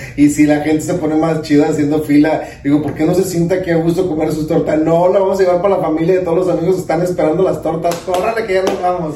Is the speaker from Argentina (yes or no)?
no; Santiaguito, Jalisco, Mexico; moved away as an adult; also born or lived in Guadalajara; now in Los Angeles, United States; soy de Santiaguito, Jalisco, una hora de Guadalajara